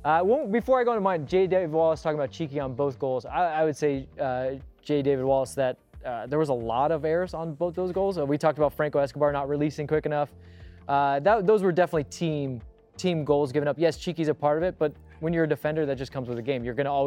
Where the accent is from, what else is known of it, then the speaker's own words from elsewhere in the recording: Ecuador; English is a second language; I'm from Ecuador, but I've learned this saying, revenge is a dish best served cold.